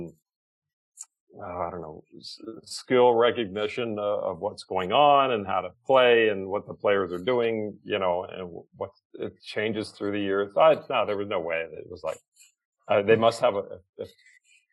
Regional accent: the South, United States; moved away; also born or lived in California; in the South where I was born

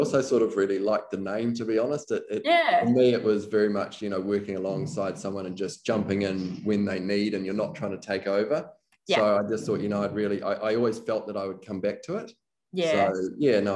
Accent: New Zealand; being a New Zealander

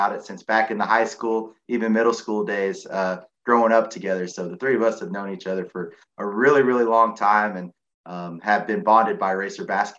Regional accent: Murray, Kentucky, United States; the unique thing about all three of us is we're from Murray, born and bred, and we were all three born in April, and I was born in April of 94

